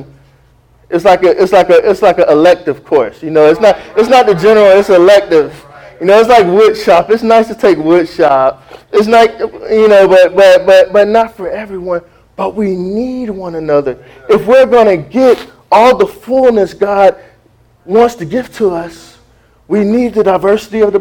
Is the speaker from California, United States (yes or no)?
no; South Florida, United States; I'm from South Florida